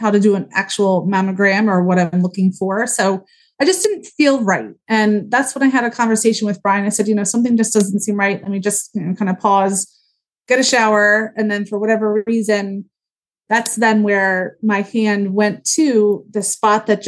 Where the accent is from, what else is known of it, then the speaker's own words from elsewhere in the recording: Huntingdon Valley, Pennsylvania, United States; I grew up in Huntington Valley. I went to Upper Moreland High School